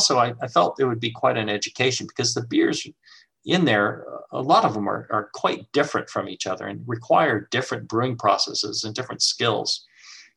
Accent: United States; being an American

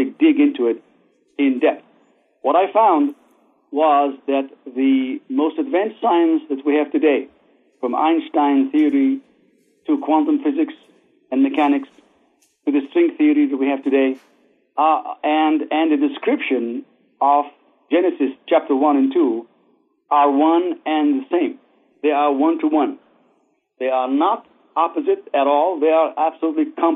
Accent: Israel; moved away as an adult; also born or lived in Baghdad, Iraq; now in United States; I was born in Baghdad to the Jews of Babylonia that was exiled by King Nebuchadnezzar 2,500 years ago. My parents and all the Jews of Baghdad moved to Israel in 1951. So I grew up in Israel

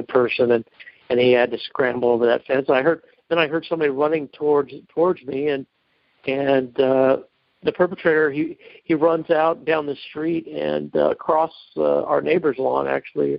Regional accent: Rancho Cordova, California, United States; I grew up in Rancho Cordova, California

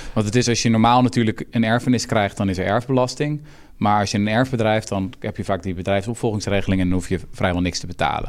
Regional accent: Houten, Utrecht, Netherlands; Ik kom zelf uit Houten

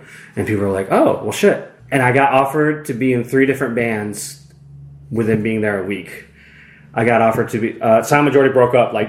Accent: Atlanta, Georgia, United States; moved away as an adult; also born or lived in upstate New York / Long Island / Brooklyn; So I grew up in Atlanta, and then, you know, that's where I got into punk and hardcore and stuff like that.

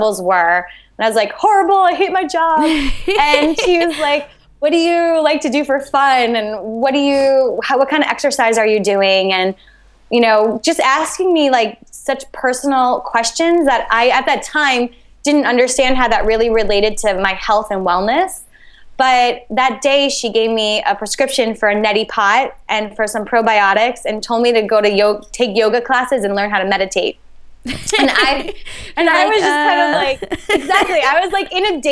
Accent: New Hampshire, United States; also born or lived in New York; now in Los Angeles, United States; I grew up in New Hampshire, I knew Boston

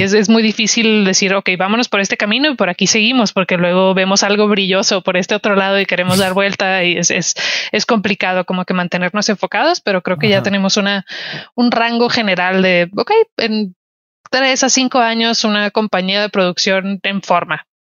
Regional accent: Ciudad Juárez, Chihuahua, Mexico; soy de Juárez

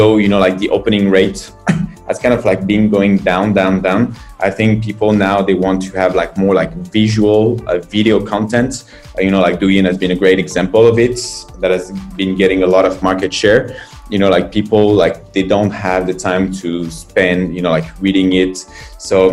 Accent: France; moved away as an adult; now in China

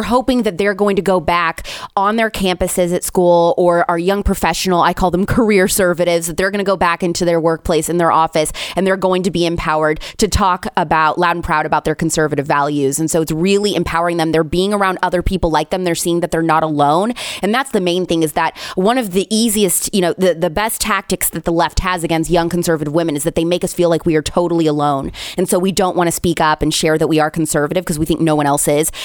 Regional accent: Indiana, United States; born or raised there

